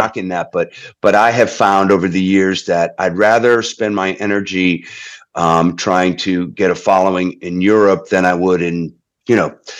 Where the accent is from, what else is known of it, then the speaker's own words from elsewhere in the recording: Holyoke, Massachusetts, United States; my hometown of of Holyoke, Massachusetts, in Western Mass